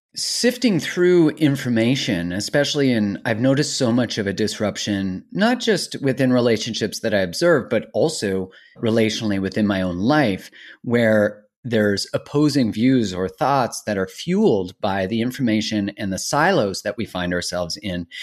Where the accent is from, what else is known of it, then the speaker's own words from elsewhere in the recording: Canada; I'm Canadian, ori-, you know, originally born in Canada